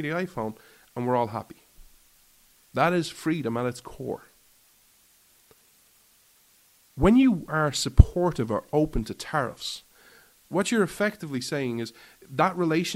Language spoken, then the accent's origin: English; Ireland; I'm an Irishman